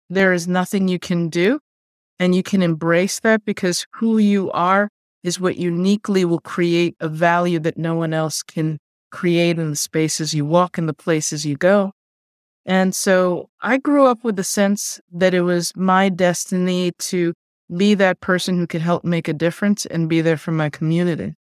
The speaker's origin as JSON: {"language": "English", "town": "New York City", "region": "New York", "country": "United States", "tie": "born or raised there", "also_born_or_lived": "South Bronx", "first_language": "Spanish", "second_language": "English", "said": "I grew up in Queens, but I went to elementary school in the South Bronx"}